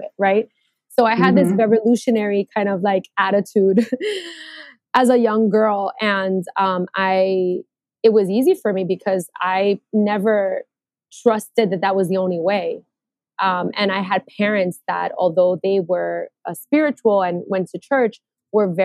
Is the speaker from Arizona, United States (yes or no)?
no; New York City, New York, United States; moved away as an adult; also born or lived in Queens / Puerto Rico; I grew up in New York. I'm New Yorkian. I grew up in Brooklyn, lived in Queens my entire life